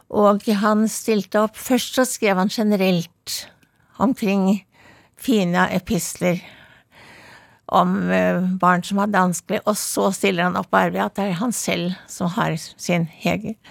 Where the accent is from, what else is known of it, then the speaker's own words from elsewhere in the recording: Oslo, Norway; now in Bærum, Norway; Jeg var, var født i Vestjensgaten, og så vokste jeg opp på Blindern Vestre Aker.